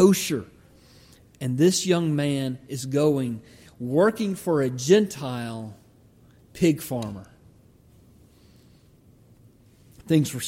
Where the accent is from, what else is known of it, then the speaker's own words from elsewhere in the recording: Georgia, United States; When I grew up in Georgia, we could walk back about a mile through the woods